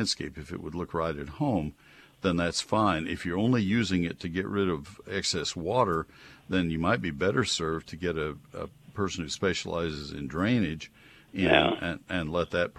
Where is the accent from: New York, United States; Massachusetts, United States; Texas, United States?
Texas, United States; College Station; when I was growing up in College Station